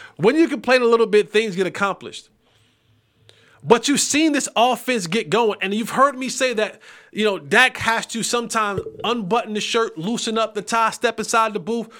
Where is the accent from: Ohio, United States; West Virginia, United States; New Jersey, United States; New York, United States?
New Jersey, United States; I'm from New Jersey.